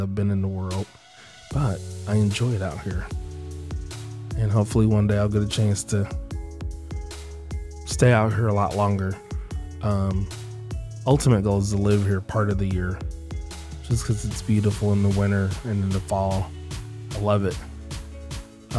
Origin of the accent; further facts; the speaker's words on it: Indiana, United States; now in Seattle, United States; I'm from Indiana